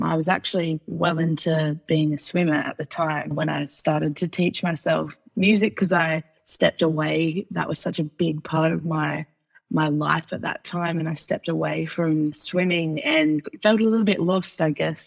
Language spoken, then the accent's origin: English; Port Pirie, South Australia, Australia; also born or lived in Adelaide; I grew up 2.5 hours north of Adelaide, actually, in a town called Port Pirie. And that was my childhood